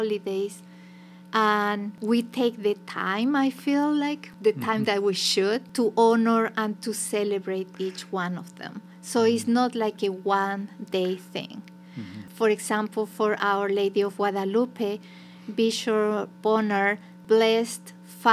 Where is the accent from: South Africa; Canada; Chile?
Chile; Santiago, Santiago Metropolitan Region; also born or lived in Mexico City; now in Ohio, United States; I'm from Santiago, Chile